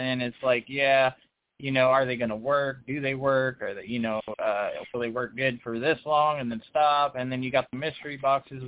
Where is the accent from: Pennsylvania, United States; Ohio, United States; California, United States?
California, United States; I'm from California